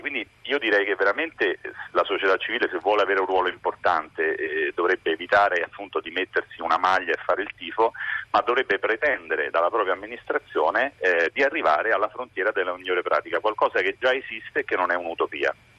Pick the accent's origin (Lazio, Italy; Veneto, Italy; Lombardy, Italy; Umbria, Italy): Lazio, Italy; Rome; io sono romano